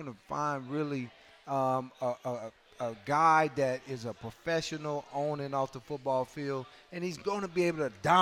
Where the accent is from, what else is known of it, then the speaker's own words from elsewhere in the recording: Nebraska, United States; I'm from Nebraska